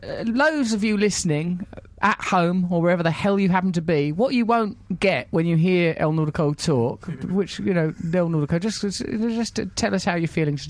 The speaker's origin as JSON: {"language": "English", "town": "Dartford", "region": "South East England", "country": "United Kingdom", "tie": "born or raised there", "said": "I wish I'd known that when I was a little girl growing up in Dartford."}